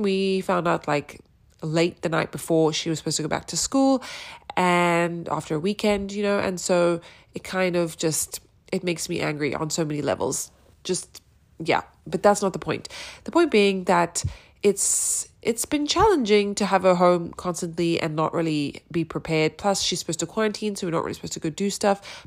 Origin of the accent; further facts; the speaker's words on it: South Africa; also born or lived in New York, United States; now in Austin, Texas, United States; I'm a South African living in Austin, Texas, via New York